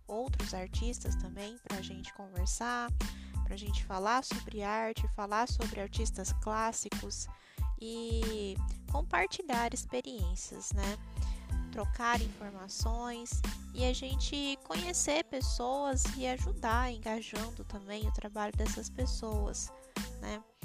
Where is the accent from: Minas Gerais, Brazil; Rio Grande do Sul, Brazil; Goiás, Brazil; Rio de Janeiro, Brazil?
Goiás, Brazil; Itumbiara; now in Paranavaí, Brazil; Eu moro na cidade de Paranavaí, no estado do Paraná, mas sou goiana de Tumbiara, Goiás